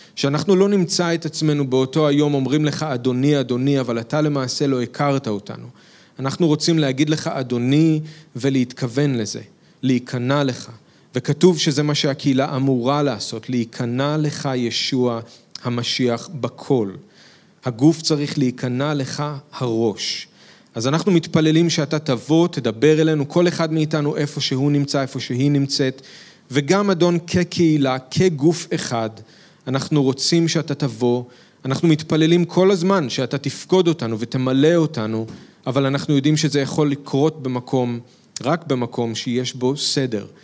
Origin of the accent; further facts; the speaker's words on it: Israel; כישראלים שמאמינים בישוע